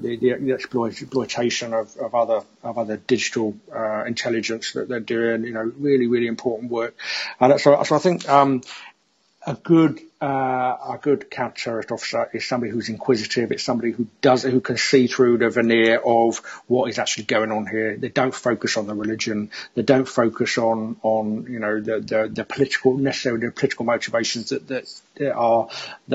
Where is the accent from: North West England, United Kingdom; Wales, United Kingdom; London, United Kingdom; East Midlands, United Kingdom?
London, United Kingdom; I've lived in London most of my life. You can probably hear from my accent.